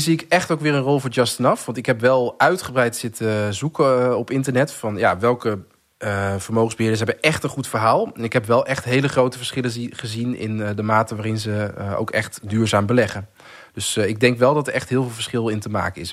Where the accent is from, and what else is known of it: Netherlands